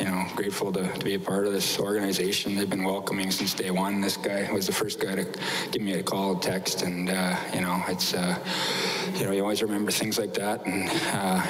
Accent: Fort Frances, Ontario, Canada; moved away; I grew up in Fort Frances, Ontario

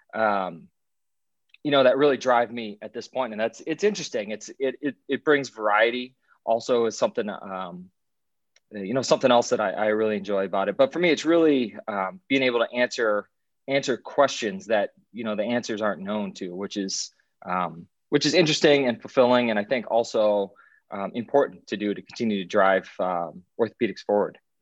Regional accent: Iowa, United States; moved away as an adult; also born or lived in Alexandria, Virginia; now in Chicago, United States; I'm from Iowa originally

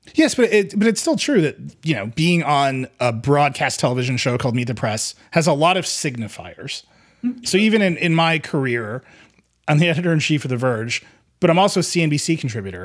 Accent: Wisconsin, United States; my home state

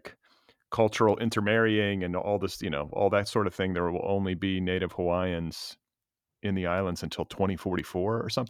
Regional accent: mainland, United States; now in Los Angeles, United States; I think about this just as like an American mainlander. This is clearly not my land.

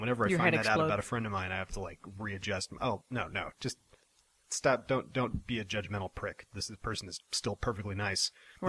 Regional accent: Iowa City, Iowa, United States; Iowa City, Iowa.

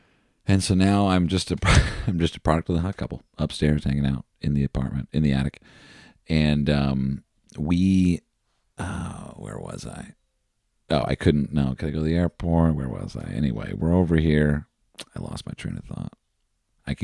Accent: New Jersey, United States; I'm from New Jersey. Hello.

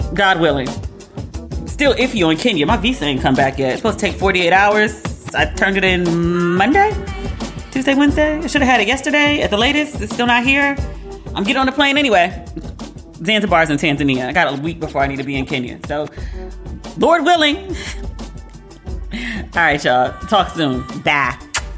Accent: United States; being an American

